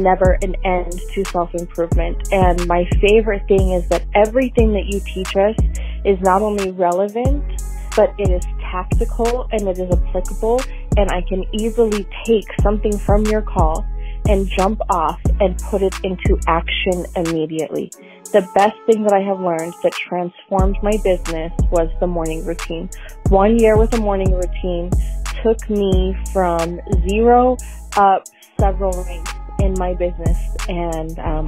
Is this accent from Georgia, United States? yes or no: no; Salt Lake City, Utah, United States; I'm from Salt Lake City.